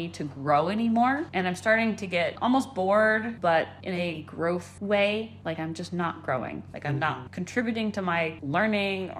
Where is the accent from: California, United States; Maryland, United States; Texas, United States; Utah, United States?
Texas, United States; Austin; accent: occasional Arkansas accent; also born or lived in Phoenix, Arizona; I basically grew up in Austin, Texas. So like I say I'm from Texas, because that's where I did a vast majority of my childhood.